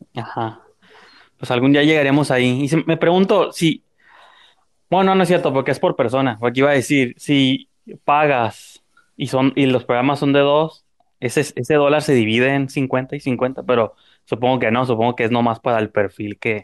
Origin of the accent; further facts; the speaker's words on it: Mexico; como mexicano. Siempre tenemos que pedir disculpas de todo